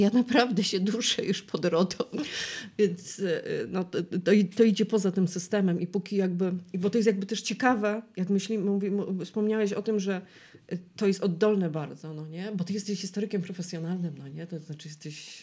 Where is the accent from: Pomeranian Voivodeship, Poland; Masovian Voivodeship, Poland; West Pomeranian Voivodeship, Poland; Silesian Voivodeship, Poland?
Silesian Voivodeship, Poland; ja jestem ślązaczką